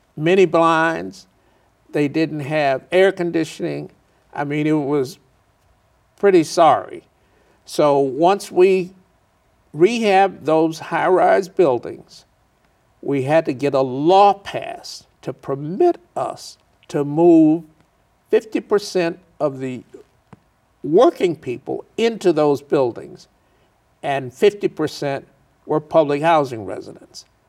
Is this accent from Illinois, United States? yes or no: yes; Chicago, Illinois, United States; also born or lived in Mississippi; growing up in Chicago